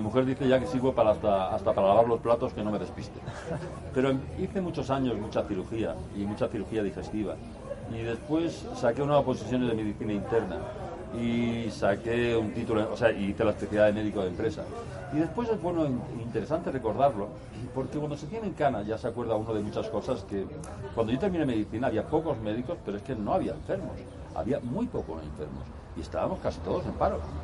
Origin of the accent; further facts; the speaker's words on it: Seville, Andalusia, Spain; soy de Sevilla, es una ciudad que hay en el sur de España.